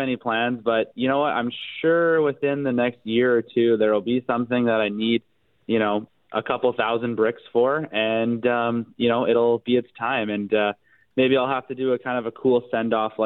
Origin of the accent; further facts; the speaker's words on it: Winnipeg, Manitoba, Canada; I'm from St. James